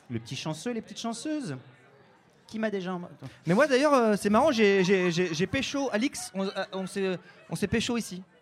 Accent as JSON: {"language": "French", "town": "Lille", "region": "Hauts-de-France", "country": "France", "tie": "born there", "said": "Oui, je suis né à Lille. tout à fait."}